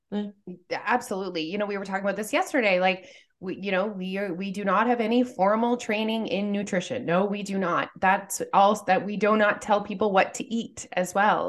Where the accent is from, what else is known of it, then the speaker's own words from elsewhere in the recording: Canada; we're Canadian